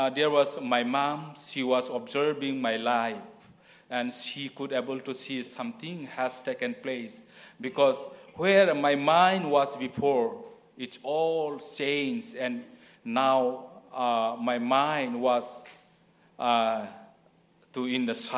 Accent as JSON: {"language": "English", "country": "India", "moved": "yes", "said": "I am from India"}